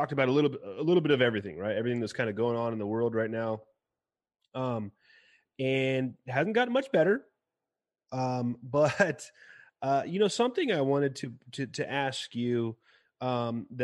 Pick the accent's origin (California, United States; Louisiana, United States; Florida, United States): California, United States; moved away; I'm originally from California